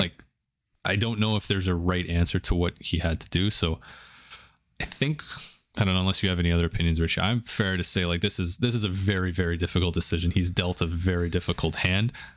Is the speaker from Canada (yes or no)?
yes; Canada; growing up in Canada, we have big Indian population, big Pakistani population.